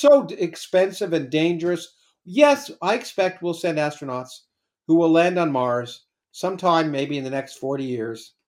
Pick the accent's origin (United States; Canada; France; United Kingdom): Canada; I was Canadian. I grew up in Canada.